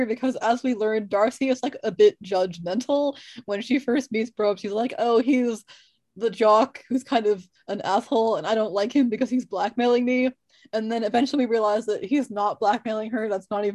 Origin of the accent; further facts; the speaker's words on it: United States; I'm American